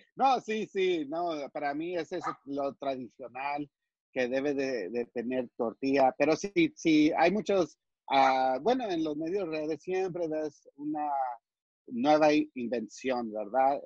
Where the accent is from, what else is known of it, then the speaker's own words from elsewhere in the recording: El Paso, Texas, United States; also born or lived in Chihuahua (family origin); now in San Antonio, United States; yo he nacido en, El Paso, en este lado